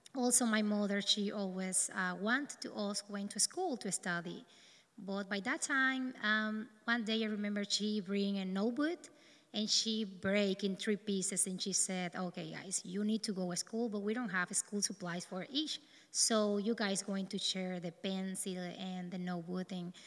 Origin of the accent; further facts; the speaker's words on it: east of the country, Dominican Republic; English is a second language; also born or lived in north of the Dominican Republic; I'm from the Dominican Republic. I born in the north of the country, but due to the lack of jobs and work for my parents, we moved to the east